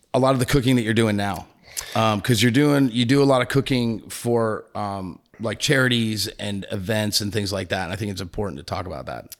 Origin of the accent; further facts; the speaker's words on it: New England, United States; moved away; I'm from New England